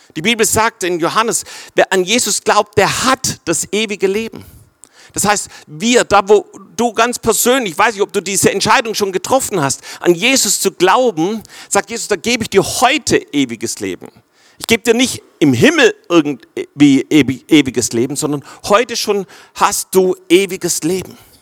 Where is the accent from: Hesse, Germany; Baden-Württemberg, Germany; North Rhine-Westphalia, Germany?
Baden-Württemberg, Germany; Swabia; für uns Schwaber